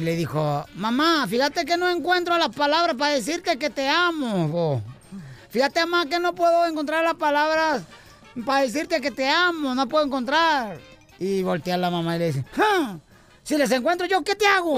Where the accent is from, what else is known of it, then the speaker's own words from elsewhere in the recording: Ocotlán, Jalisco, Mexico; en Ocotlán, Jalisco, ¿no? En mi pueblo natal, donde yo nací